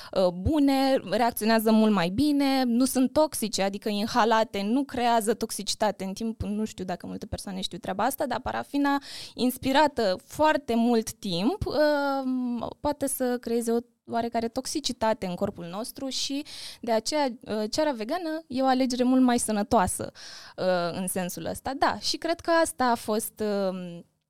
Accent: Bacău, Bacău County, Romania; în orașul natal, în Bacău

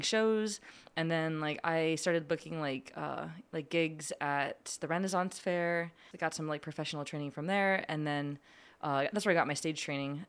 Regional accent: Lebanon, Pennsylvania, United States; moved away as an adult; born and raised in Lupnan, P A. And I went to Cedarcrest

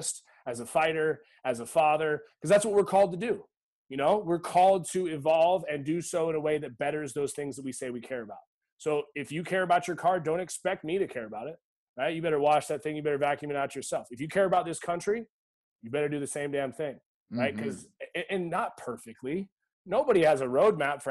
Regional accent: Eugene, Oregon, United States; I grew up in Eugene, Oregon.

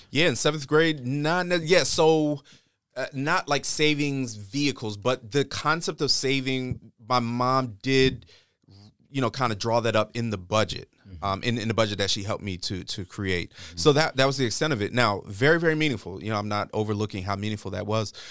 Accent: East Coast, United States; also born or lived in New York / Maryland / Michigan; I grew up more or less on, on the, uh, on the East Coast

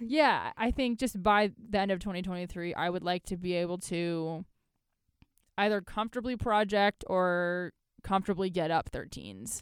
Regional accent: United States; being an American in Ireland

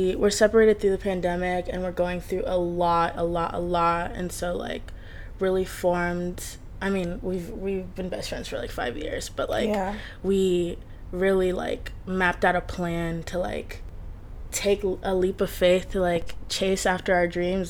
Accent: Colorado Springs, Colorado, United States; moved away as an adult; also born or lived in Windhoek, Namibia / New York City; I was born in Windhoek, Namibia. Moved to America when I was 8 to Colorado Springs, Colorado

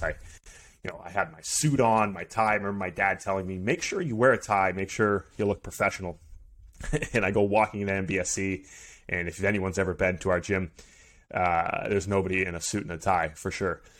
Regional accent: Maynard, Massachusetts, United States; I grew up in Maynard, Massachusetts

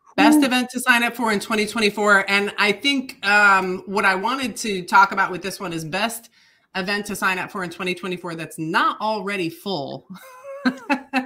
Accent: Michigan, United States; accent: Upper Midwest; moved away; I I am originally from Michigan, and my ancestors um, immigrated in from Croatia into Michigan

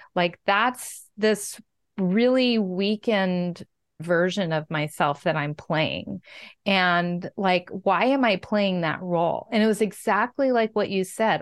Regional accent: Washington, United States; Growing up in Washington State

